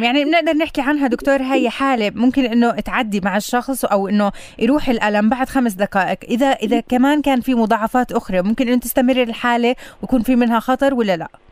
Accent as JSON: {"language": "Arabic", "country": "Palestine", "said": "عندنا بفلسطين وبمحافظه"}